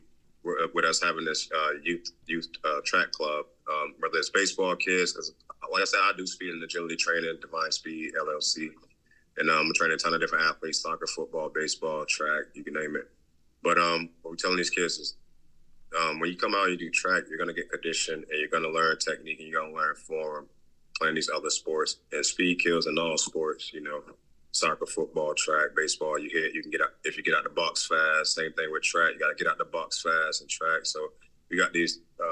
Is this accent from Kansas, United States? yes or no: no; Southwest Florida, United States; also born or lived in West Virginia; growing up in Southwest Florida